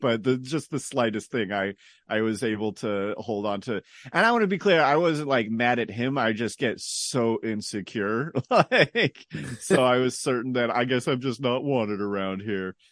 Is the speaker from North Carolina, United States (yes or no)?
no; San Jose, California, United States; also born or lived in New York; now in Hollister, United States; I'm from, uh, San Jose. Uh, born, born, born and largely raised there.